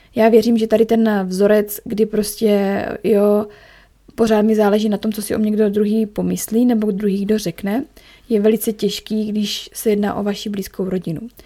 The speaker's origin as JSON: {"language": "Czech", "town": "Ostrava", "region": "Moravian-Silesian Region", "country": "Czechia", "also_born_or_lived": "Chomutov", "moved": "yes", "lives_now": "Zlín, Czech Republic", "said": "já jsem z Ostravy a u nás v Ostravě"}